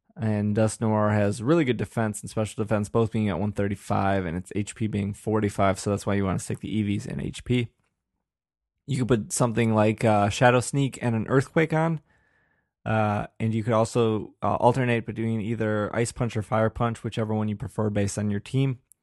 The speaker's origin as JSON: {"language": "English", "region": "Wisconsin", "country": "United States", "accent": "Wisconsin", "said": "I just have a very, uh, monotone, uh, Wisconsin voice"}